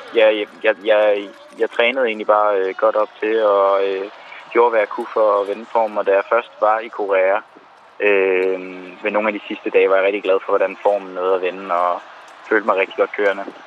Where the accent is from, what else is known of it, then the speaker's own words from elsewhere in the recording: Copenhagen, Capital Region of Denmark, Denmark; Jeg er født og opvokset i København